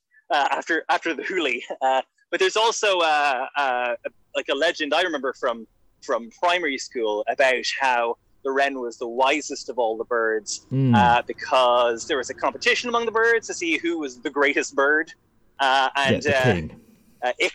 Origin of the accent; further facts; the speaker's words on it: Kerry, Munster, Ireland; I'm from Kerry, southwest of Ireland